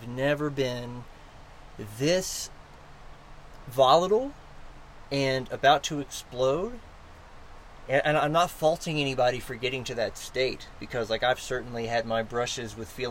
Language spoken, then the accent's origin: English; United States; as an American